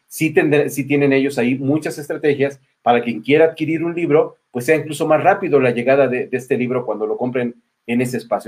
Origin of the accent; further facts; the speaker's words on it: Mexico; nosotros como mexicanos